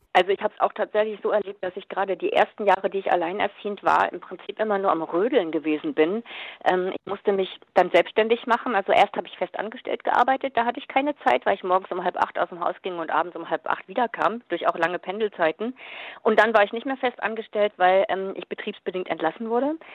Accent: Germany; bei uns in Deutschland

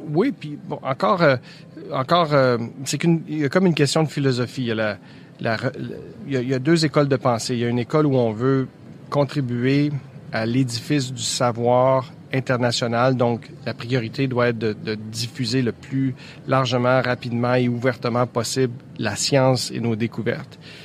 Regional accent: Quebec, Canada; chez nous au ah, Québec

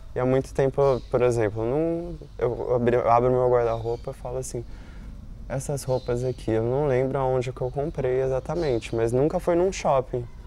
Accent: São Paulo, Brazil; moved away as an adult; now in Rio de Janeiro, Brazil; eu sou de São Paulo

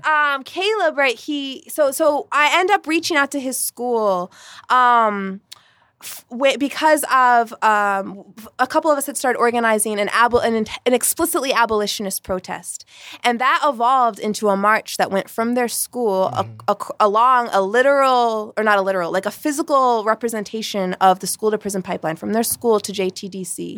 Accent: Vermont, United States; I'm from Vermont, Bernie country

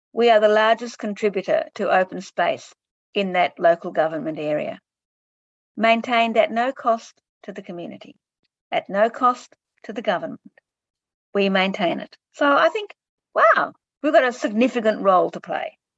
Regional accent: Clayton, Victoria, Australia; I grew up in Clayton

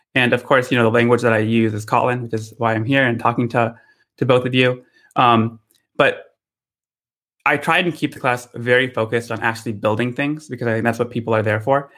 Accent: Michigan, United States; now in Redwood City, United States; I grew up in Michigan

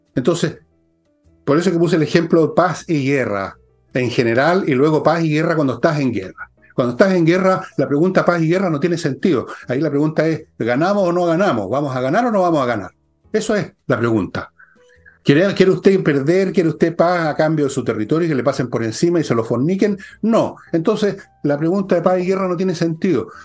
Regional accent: Chile

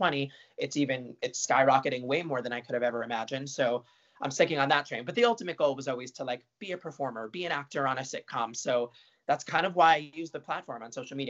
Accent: Marlboro, New Jersey, United States; also born or lived in Brooklyn, New York; born in Brooklyn, moved to Marlboro right away. Grew up in Marlboro

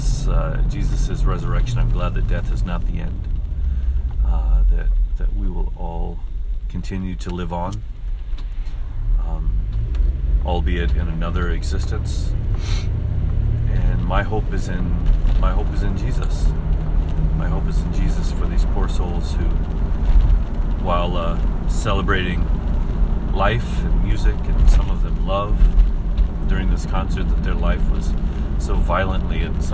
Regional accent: Gallup, New Mexico, United States; I grew up in Gallup, New Mexico

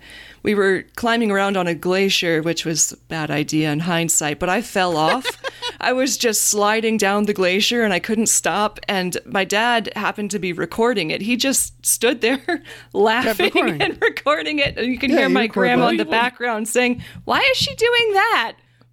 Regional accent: rural Virginia, United States; I grew up in Virginia, rural Virginia, so the snow was always very wet.

